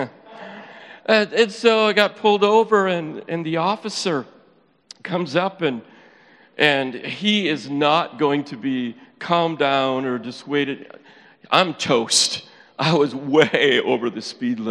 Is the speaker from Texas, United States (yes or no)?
no; Upper Peninsula of Michigan, United States; accent: Yooper; moved away; I am originally from the UP